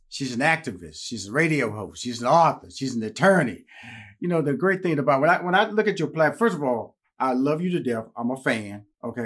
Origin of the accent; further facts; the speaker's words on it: Houston, Texas, United States; I grew up in Houston, Texas